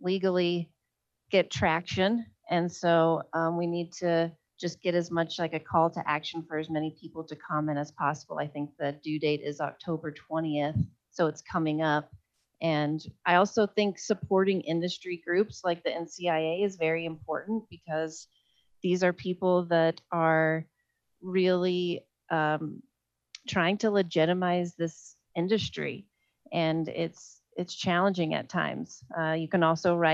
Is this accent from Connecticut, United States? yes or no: no; Oklahoma, United States; moved away; also born or lived in Colorado; My home state of Oklahoma